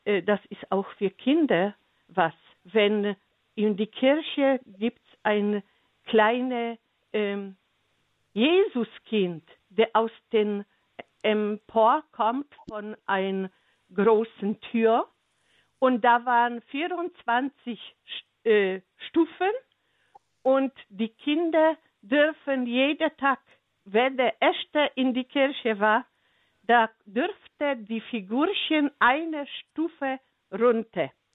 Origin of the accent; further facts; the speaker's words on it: Silesian Voivodeship, Poland; German is a second language; now in Germany; ich stamme aus Schlesien